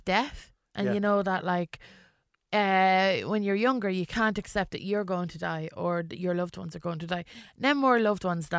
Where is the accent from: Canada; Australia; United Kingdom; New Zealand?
United Kingdom; England; born there; yeah, well, I was English. Do you know, like, I was born in England